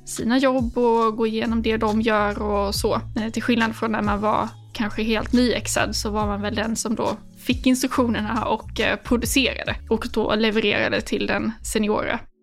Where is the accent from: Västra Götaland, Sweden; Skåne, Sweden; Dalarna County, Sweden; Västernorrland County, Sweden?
Skåne, Sweden; Lund; moved away as an adult; now in Stockholm, Sweden; jag är från eh, Skåne, från Lund närmare bestämt och har bott här uppe i Stockholm sedan 2019